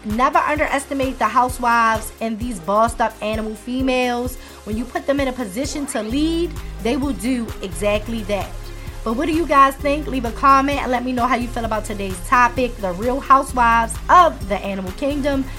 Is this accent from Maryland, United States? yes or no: yes; Maryland, United States; my home state of Maryland